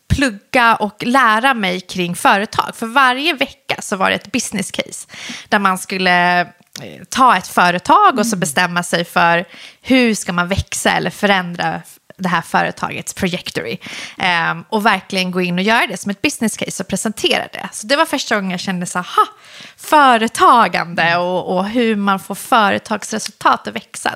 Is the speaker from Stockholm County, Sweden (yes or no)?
yes; Solna, Stockholm County, Sweden; born or raised there; also born or lived in Iran / Husby, Stockholm